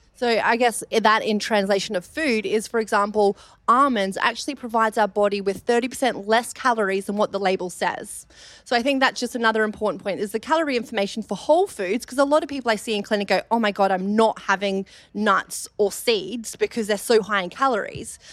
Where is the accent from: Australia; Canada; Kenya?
Australia; accent: Australian; moved away as an adult; now in London, United Kingdom; I moved over from Australia, you may have picked up my Australian accent